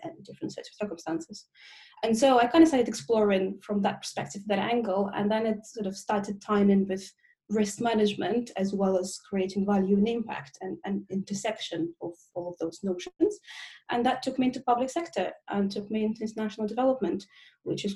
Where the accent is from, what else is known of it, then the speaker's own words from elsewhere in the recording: Russia; now in London, United Kingdom; I'm originally from Russia, but I've lived in the UK more, I guess, longer than I was in Russia. So I now say I'm a Russian Londoner